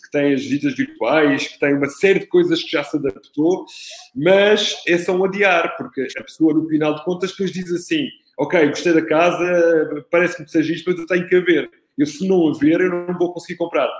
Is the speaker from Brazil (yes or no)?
no; Italy; now in Portugal; Sou, sou italiano, tenho dois filhos